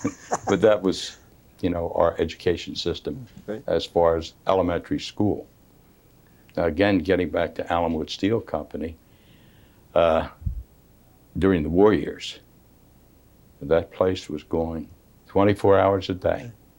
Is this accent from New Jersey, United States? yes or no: no; Swedeland, Pennsylvania, United States; I was born and raised in Sweedland.